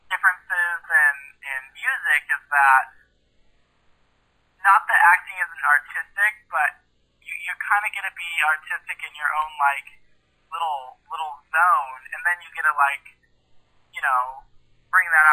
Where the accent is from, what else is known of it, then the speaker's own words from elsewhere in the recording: Newport, Washington, United States; I'm a country music singer-songwriter from Newport, Washington.